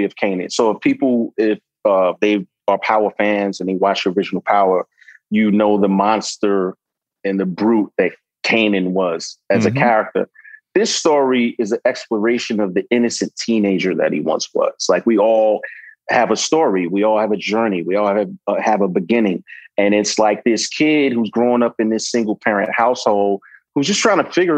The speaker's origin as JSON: {"language": "English", "town": "New York City", "region": "New York", "country": "United States", "tie": "born or raised there", "said": "I'm from New York, Brooklyn born and raised."}